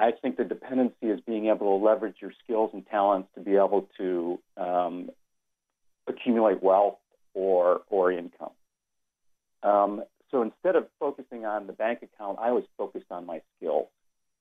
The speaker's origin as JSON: {"language": "English", "town": "Detroit", "region": "Michigan", "country": "United States", "tie": "born or raised there", "said": "as a kid, I grew up in Detroit"}